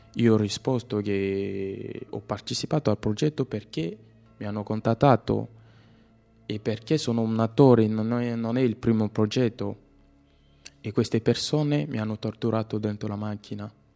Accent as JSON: {"language": "Italian", "country": "DR Congo", "also_born_or_lived": "Kinshasa", "second_language": "Italian", "moved": "as an adult", "lives_now": "Italy", "said": "Vengo dalla Repubblica Democratica del Congo"}